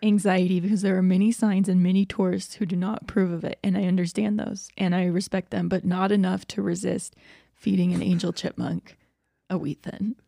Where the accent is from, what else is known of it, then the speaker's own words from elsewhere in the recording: Georgia, United States; I grew up in Georgia